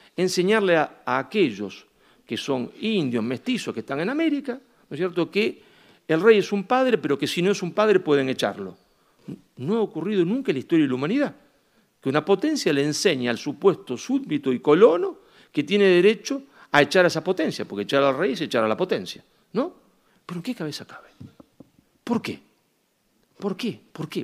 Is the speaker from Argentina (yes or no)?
yes; Argentina; me presentaba como argentino